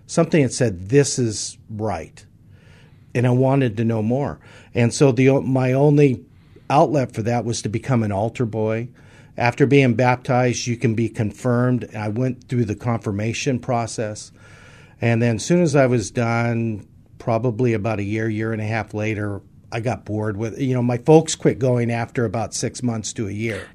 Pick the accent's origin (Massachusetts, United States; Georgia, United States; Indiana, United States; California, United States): California, United States; San Francisco; I was born in San Francisco, California. First night of my years was in California